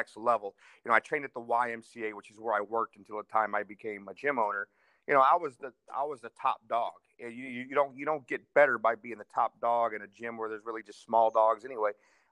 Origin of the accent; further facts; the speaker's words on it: St. Louis, Missouri, United States; I'm from St. Louis here